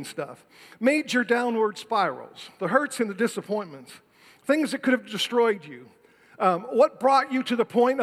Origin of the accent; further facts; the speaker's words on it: Detroit, Michigan, United States; I was born and raised in Detroit, Michigan